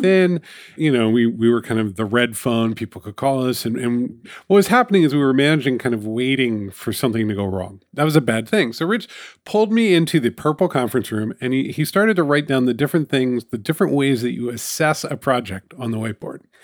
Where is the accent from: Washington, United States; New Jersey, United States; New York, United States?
New York, United States; It's my hometown newspaper